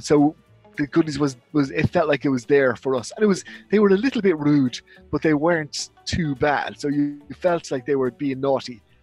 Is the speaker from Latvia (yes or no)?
no; Dublin, Leinster, Ireland; I'm from Dublin, Ireland